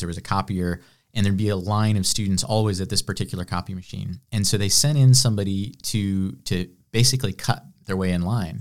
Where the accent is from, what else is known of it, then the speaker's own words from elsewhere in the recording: Illinois, United States; moved away as an adult; now in Greenville, United States; I'm from the Midwest. I was, uh, kind of the cornfields of Illinois, west of Chicago, a hundred miles